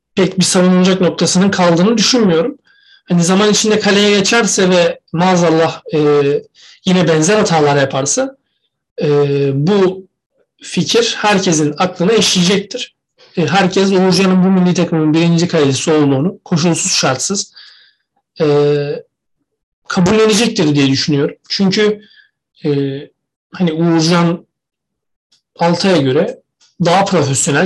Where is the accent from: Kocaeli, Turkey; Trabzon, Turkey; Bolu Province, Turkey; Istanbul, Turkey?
Trabzon, Turkey; ben bile Trabzonsporlu olduğum için, Trabzonlu olduğum için küfür yiyorum